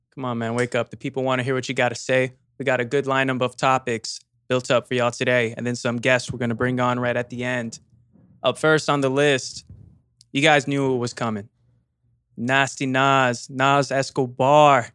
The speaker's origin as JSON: {"language": "English", "region": "California", "country": "United States", "said": "we're from Cali"}